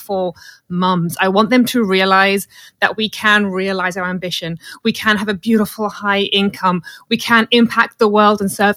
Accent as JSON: {"language": "English", "country": "South Africa", "tie": "born or raised there", "moved": "yes", "lives_now": "United Kingdom", "said": "as I was a military child growing up in South Africa"}